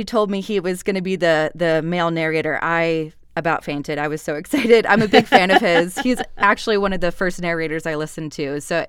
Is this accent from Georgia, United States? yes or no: yes; Georgia, United States; accent: Southern; a Southern accent, because I'm from Georgia.